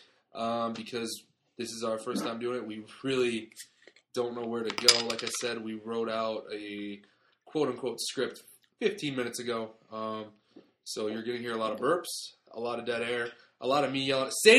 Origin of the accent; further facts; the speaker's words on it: Detroit, Michigan, United States; we're from Detroit, Michigan